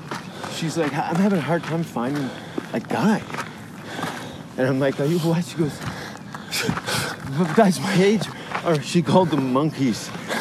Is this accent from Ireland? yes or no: no; Canada; moved away as an adult; as a Canadian peacekeeper